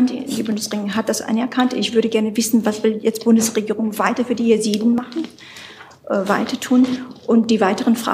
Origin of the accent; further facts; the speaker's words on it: Kurdish from Iraq, Kurdistan Region, Iraq; now in Germany; Ich bin Kurdin aus dem Irak.